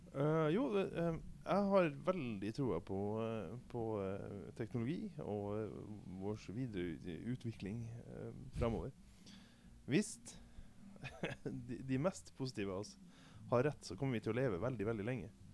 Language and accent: Norwegian; Vadsø, Finnmark, Norway; hjemme i, i, min hjemby Vadsø